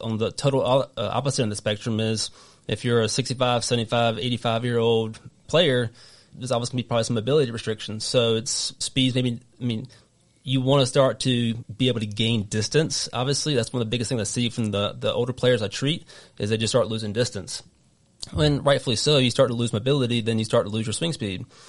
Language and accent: English; North Carolina, United States; accent: southern; moved away as an adult; now in Rhode Island, United States; I'm originally from North Carolina, if you can't tell in my wicked southern accent.